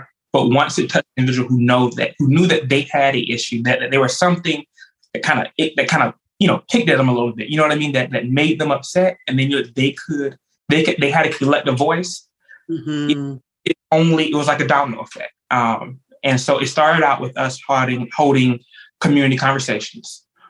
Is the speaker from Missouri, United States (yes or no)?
no; Jacksonville, Florida, United States; moved away as an adult; now in Tallahassee, United States; I'm originally from Jacksonville. Anyone who knows me, I love Duval. I am the grandson of a civil rights activist from Jacksonville. And so I'm also in the fifth generation Jacksonville native